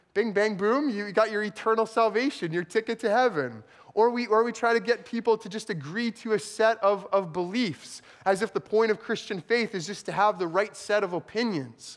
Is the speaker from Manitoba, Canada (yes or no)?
yes; rural southeastern Manitoba, Canada; also born or lived in El Paso, United States; less than a year after I was born, they moved back to southeastern Manitoba.